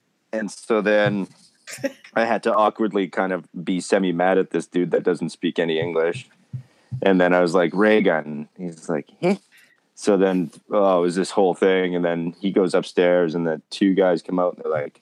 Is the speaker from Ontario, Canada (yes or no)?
no; Winnipeg, Manitoba, Canada; my hometown in Winnipeg, my high school did like a thing